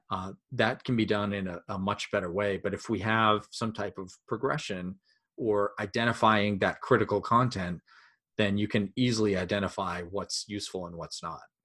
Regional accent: Maine, United States; we're from Maine

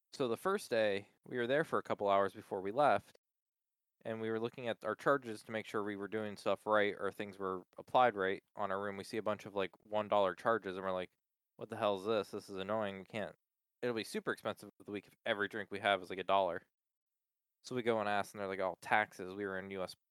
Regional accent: Palmyra, Pennsylvania, United States; also born or lived in Middletown, Pennsylvania; I just say Hershey now. Palmyra is right next to Hershey

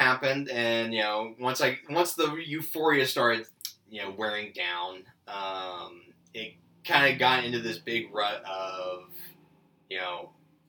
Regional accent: Nebraska, United States; now in Georgia, United States; And I'm originally from Nebraska.

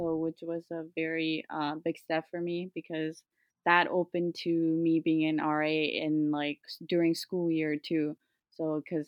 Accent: West Hartford, Connecticut, United States; I'm from West Hartford, Connecticut.

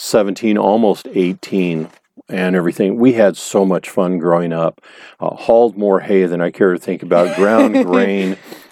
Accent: Lynwood, California, United States; Well, originally, I'm one of the old native Southern Californians.

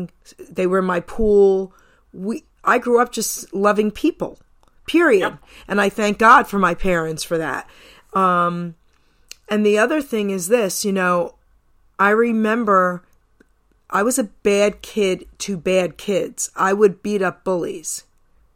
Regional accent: New York City, New York, United States; moved away; also born or lived in New Jersey; I grew up in Long Island City, New York

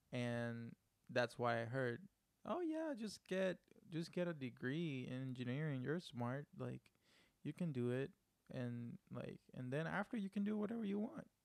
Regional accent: Puerto Rico; first language Spanish; English is a second language; I'm from Puerto Rico.

